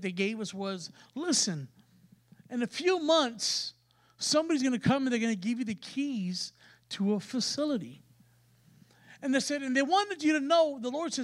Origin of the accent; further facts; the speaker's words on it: San Antonio, Texas, United States; we're from San Antonio. We're from a major city, and you know, we're city people